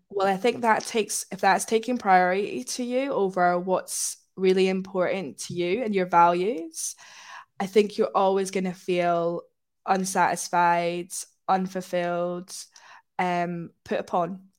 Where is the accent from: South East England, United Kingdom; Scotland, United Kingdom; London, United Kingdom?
Scotland, United Kingdom; now in Manchester, United Kingdom; I grew up in Scotland